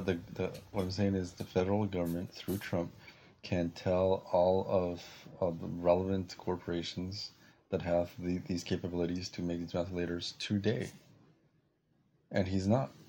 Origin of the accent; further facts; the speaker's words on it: Peru; now in United States; in my country, where, where I was born in Peru